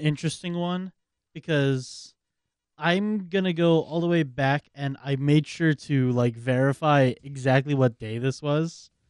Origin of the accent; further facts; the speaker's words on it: Manoa, Hawaii, United States; I grew up in Manoa.